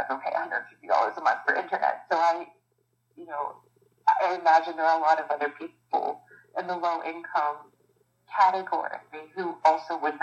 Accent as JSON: {"language": "English", "town": "Pittsburgh", "region": "Pennsylvania", "country": "United States", "tie": "born or raised there", "said": "living and growing up in Pittsburgh"}